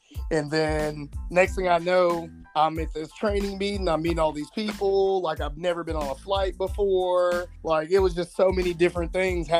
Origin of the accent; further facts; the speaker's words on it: Tuscaloosa, Alabama, United States; accent: Southern; moved away as an adult; also born or lived in Memphis, Tennessee / Chicago, Illinois; I'm originally from Tuscaloosa, Alabama, which is about an hour south of Birmingham, Alabama